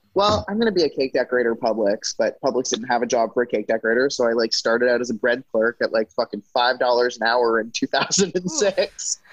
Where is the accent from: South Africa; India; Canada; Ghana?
Canada; British Columbia; moved away as an adult; now in United States; I grew up in Canada